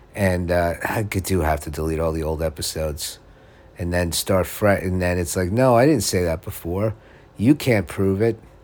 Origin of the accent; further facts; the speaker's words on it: United States; also born or lived in Los Angeles, California; I'm American